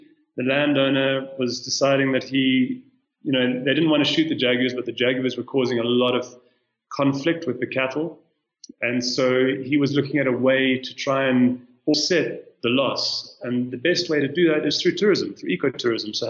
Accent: South Africa; moved away as an adult; now in Kenya; I'm South African, but I've been living in Kenya for the last year and a half

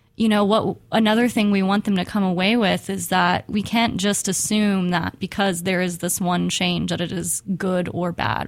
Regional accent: Houston, Texas, United States; I grew up in Houston, Texas

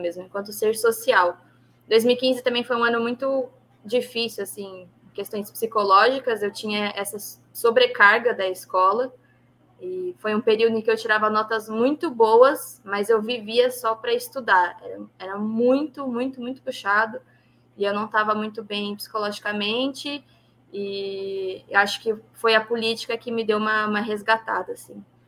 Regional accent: São Paulo, Brazil; eu nasci na Zona Oeste de São Paulo, na capital mesmo

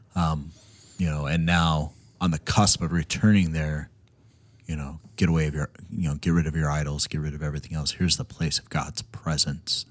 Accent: Minnesota, United States; When I landed in Minnesota, like, it was like, "Oh, I'm home."

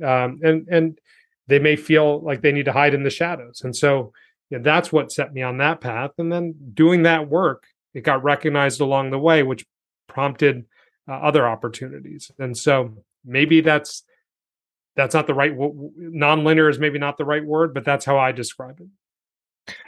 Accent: New York City, New York, United States; I was born here. Like, I'm an American

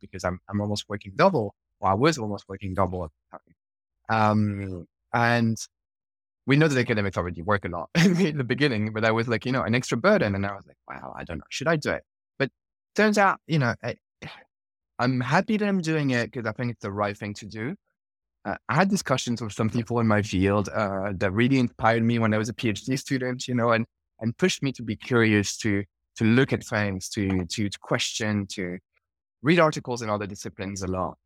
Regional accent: France; moved away; I'm originally from France

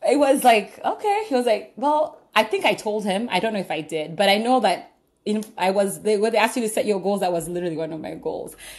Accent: Uganda; now in Pittsburgh, United States; I'm originally from Uganda. I grew up all my life in Uganda.

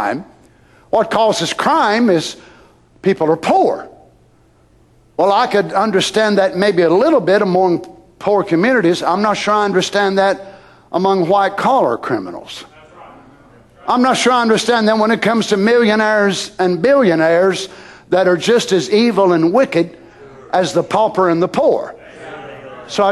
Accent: United States; as an American. I was born here

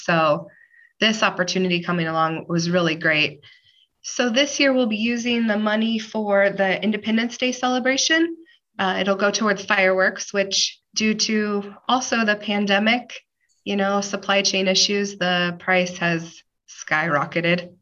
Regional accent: Glenwood, Iowa, United States; also born or lived in Bellevue, Nebraska; now in Malvern, United States; I grew up in Glenwood, so I'm from Mills County

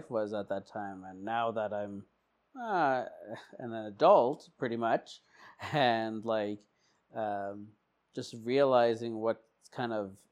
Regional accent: Portland, Oregon, United States; Okay, I was born in Portland.

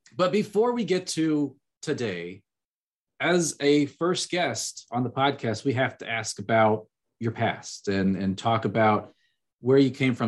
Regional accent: Illinois, United States; moved away as an adult; also born or lived in Manhattan, Kansas; I grew up in Illinois

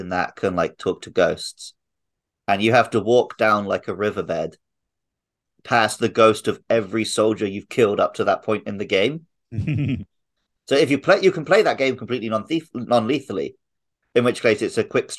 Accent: United Kingdom; growing up in the UK in the 90s

